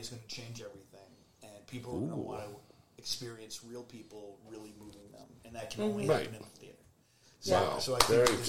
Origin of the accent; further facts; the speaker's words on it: Boston, Massachusetts, United States; now in California, United States; I'm from Boston.